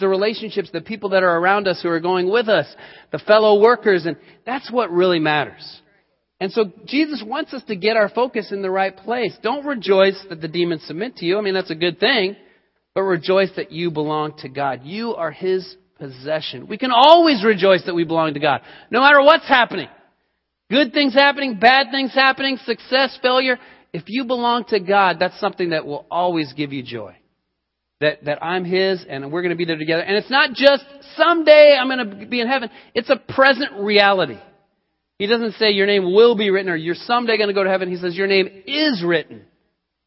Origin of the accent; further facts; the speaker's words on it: Colorado, United States; moved away; I grew up in Colorado and lived in Colorado for many years